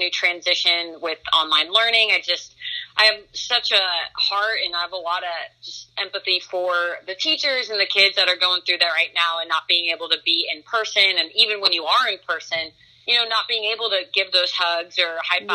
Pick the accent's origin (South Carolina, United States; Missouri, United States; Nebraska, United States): Nebraska, United States; I grew up in Nebraska